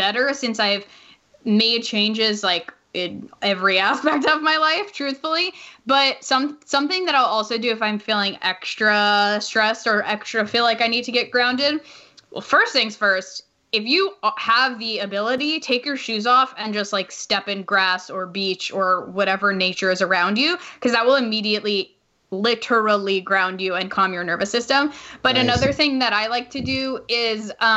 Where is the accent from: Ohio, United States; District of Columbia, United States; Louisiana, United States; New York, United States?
New York, United States; I'm from New York